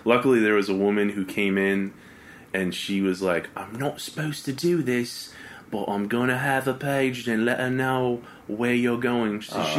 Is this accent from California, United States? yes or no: yes; Oakland, California, United States; where are you from? And I was like, Oakland.